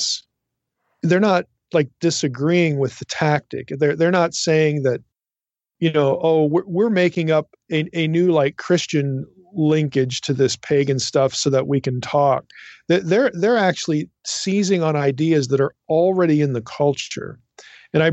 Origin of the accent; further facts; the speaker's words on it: East Coast, United States; I'm from the East Coast. So, you know, in like Philadelphia and some of these other places